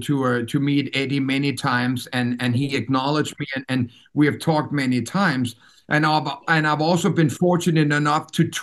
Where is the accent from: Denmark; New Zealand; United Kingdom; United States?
Denmark; first language Danish; English is a second language; the country that I was born and raised